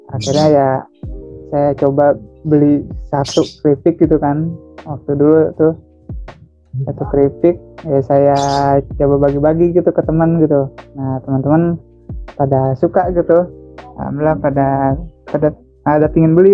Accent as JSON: {"language": "Indonesian", "town": "Bandung", "region": "West Java", "country": "Indonesia", "tie": "born there", "said": "Lahir di Bandung tanggal 3 bulan 11 tahun"}